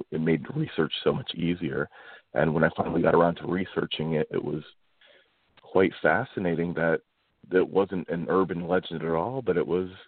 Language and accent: English; Kulpmont, Pennsylvania, United States; I grew up in Kulpmont and went to high school at Mount Carmel and the area is um, pretty economically depressed